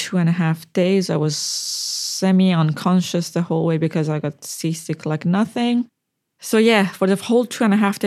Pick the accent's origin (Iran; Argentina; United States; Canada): Iran; Karaj, Alborz; also born or lived in Ahvaz, Iran / Tehran, Iran; now in Australia; I'm from Iran. I'm originally from Ahvaz, Iran, but I lived mostly in Karaj and Tehran